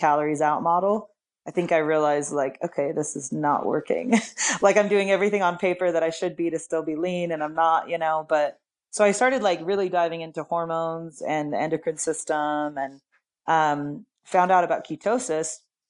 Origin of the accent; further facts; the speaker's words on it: Salt Lake City, Utah, United States; I'm in Salt Lake City, Utah. I was born and raised here